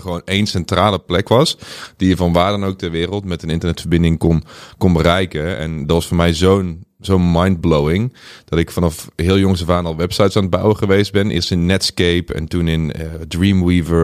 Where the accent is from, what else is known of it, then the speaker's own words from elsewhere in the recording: Boxtel, North Brabant, Netherlands; moved away as an adult; also born or lived in Curaçao; now in Amsterdam, Netherlands; Ik ben opgegroeid in Bokstel in het zuiden van Nederland. Vlakbij Den Bosch